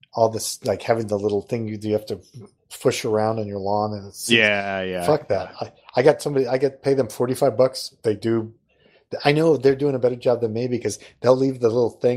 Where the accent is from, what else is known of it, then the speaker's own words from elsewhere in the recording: Missouri, United States; I'm from Missouri